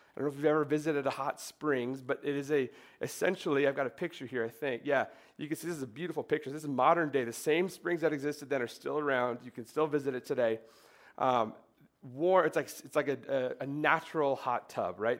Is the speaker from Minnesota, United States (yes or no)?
yes; Minnesota, United States; I grew up in Minnesota